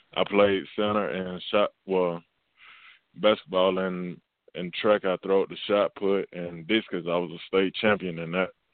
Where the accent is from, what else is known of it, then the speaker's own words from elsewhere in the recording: Camilla, Georgia, United States; I don't have like a place to work out down here in my hometown